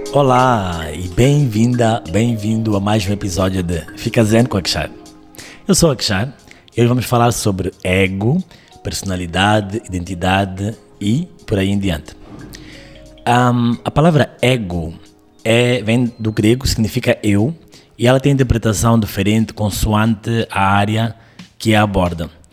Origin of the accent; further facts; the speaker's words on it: Mozambique; que eu entendo que sou eu, de Moçambique, desta certa idade